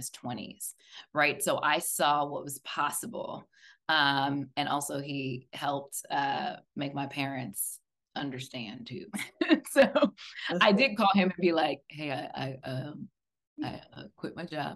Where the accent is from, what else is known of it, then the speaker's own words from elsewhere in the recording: Silver Spring, Maryland, United States; I'm from Silver Spring